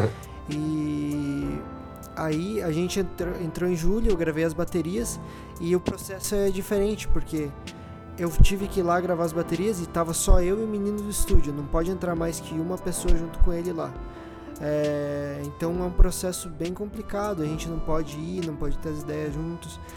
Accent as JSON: {"language": "Portuguese", "region": "Rio Grande do Sul", "country": "Brazil", "moved": "yes", "lives_now": "São Paulo, Brazil", "said": "sou do Rio Grande do Sul"}